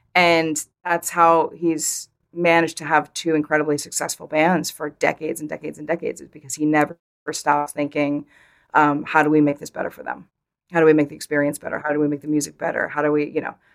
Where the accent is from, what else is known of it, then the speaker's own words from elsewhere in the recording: Vermont, United States; I grew up in Vermont